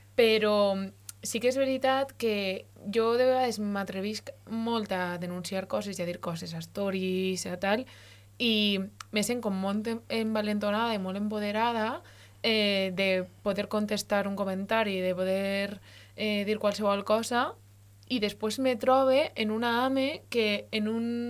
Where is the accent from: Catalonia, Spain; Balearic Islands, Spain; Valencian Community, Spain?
Valencian Community, Spain; first language Valencian; la meva llengua de veritat és el valencià